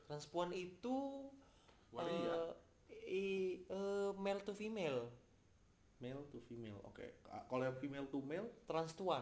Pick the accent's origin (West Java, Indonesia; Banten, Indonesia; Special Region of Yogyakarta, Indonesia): Banten, Indonesia; Cilegon; gue zaman SMA di Cilegon di Cilegon ya